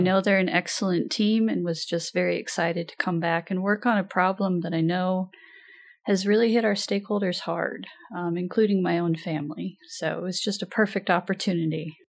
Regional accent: Pendleton, Oregon, United States; also born or lived in Washington; I'm originally from Pendleton, Oregon

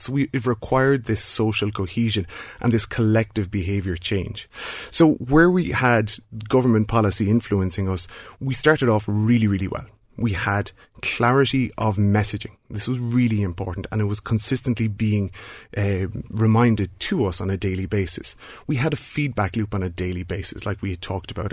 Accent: Ireland; a country like Ireland, where we all identify as being Irish

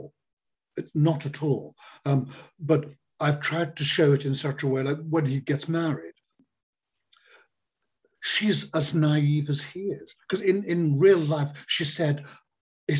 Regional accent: Liverpool, North West England, United Kingdom; I come from Liverpool and I'm Irish

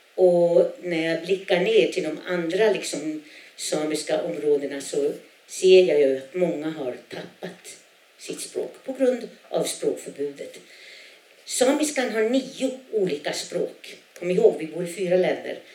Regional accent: a small community in northern Norrbotten, Norrbotten County, Sweden; first language Sami; Swedish is a second language; Jag kommer ifrån ett, en litet, ett litet samhälle i norra Norrbotten där 90 procent är samer, 10 procent är svenskar

